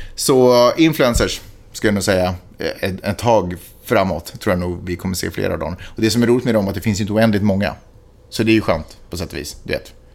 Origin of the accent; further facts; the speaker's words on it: Sweden; now in United States; hemma i Sverige